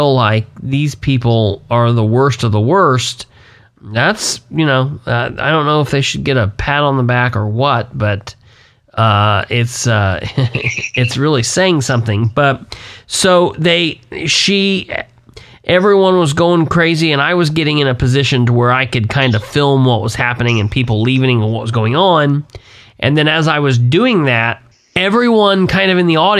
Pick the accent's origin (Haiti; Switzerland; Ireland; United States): United States; Muncie, Indiana; I grew up in Muncie